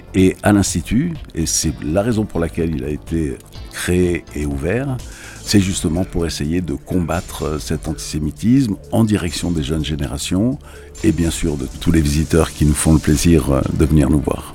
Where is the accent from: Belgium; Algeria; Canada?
Algeria; now in France; Moi, je suis né en Algérie également à l'époque où l'Algérie était française. Je vis en France.